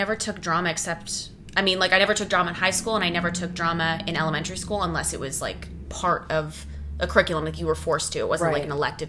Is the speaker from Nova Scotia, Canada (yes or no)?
no; Ottawa, Ontario, Canada; also born or lived in Oakville, Ontario / Toronto; So I was born actually in Oakville, Ontario. Oh. So like right close to Toronto. And then when I was 5, I moved to Ottawa and then I grew up in Ottawa.